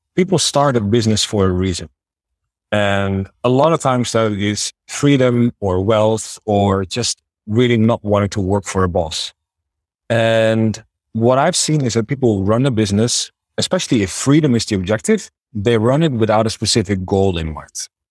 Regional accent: Netherlands; accent: Dutch; moved away as an adult; also born or lived in China / Thailand; now in Budapest, Hungary; As you can probably tell by my name and my accent, I am Dutch

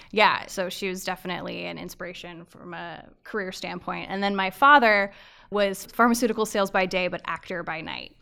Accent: Avon, Connecticut, United States; also born or lived in Maryland; I was born in Maryland, grew up in Avon, Connecticut, outside of Hartford

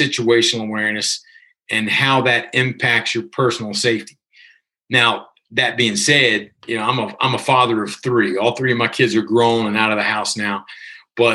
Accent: Virginia, United States; moved away as an adult; living back in my hometown of Virginia

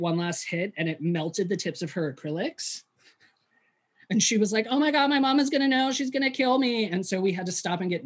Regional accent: West Mifflin, Pennsylvania, United States; born or raised there

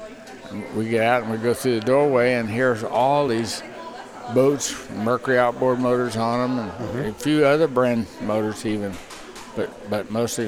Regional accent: Miami, Florida, United States; No idea. I was from Miami. I had never seen the stuff they call snow.

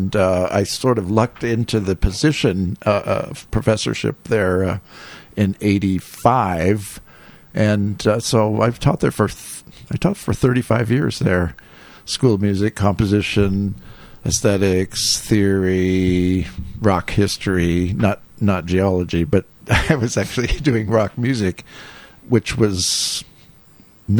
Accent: Bay Area, California, United States; I grew up. I grew up in the Bay Area in California

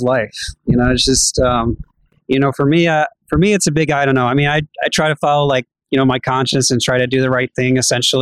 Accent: Georgia, United States; also born or lived in New Jersey; I was born in New Jersey, and I was 3 months old, and then right away we went down to Georgia, and I've been here ever since

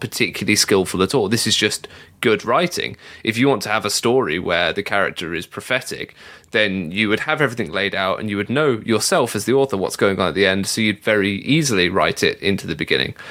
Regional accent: England, United Kingdom; being a Mormon growing up in England

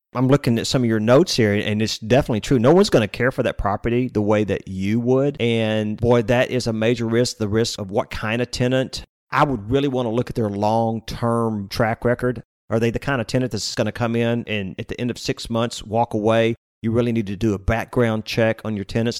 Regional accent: Austin, Texas, United States; also born or lived in Lake Jackson, Texas; we were growing up in Austin

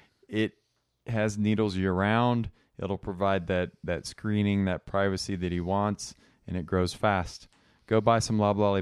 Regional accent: Gaffney, South Carolina, United States; my hometown of Gaffney, South Carolina.

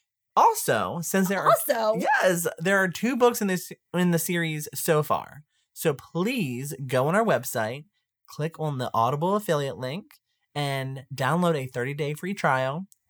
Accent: Baltimore area, Maryland, United States; We're from Baltimore.

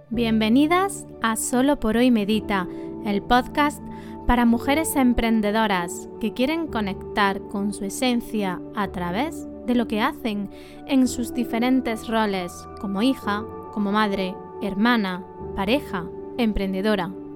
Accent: Montilla, Andalusia, Spain; Somos paisanas, de Montilla las dos

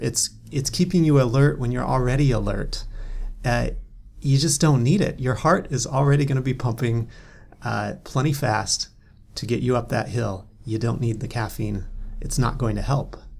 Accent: North Cascades, Washington, United States; I grew up in the North Cascades

